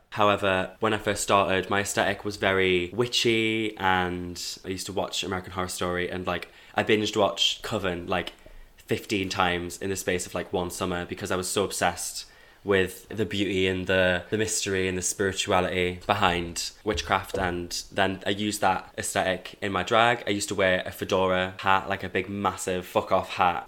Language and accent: English; Hebburn, North East England, United Kingdom; moved away as an adult; now in Manchester, United Kingdom; So I'm from Newcastle, born and raised in Hebburn, South Tyneside